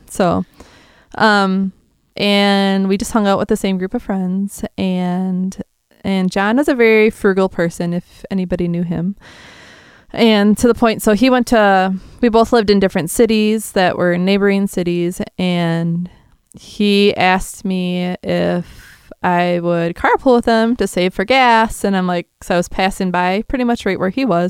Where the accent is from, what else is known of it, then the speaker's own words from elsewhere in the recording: south of Green Bay, Wisconsin, United States; I'm from Wisconsin.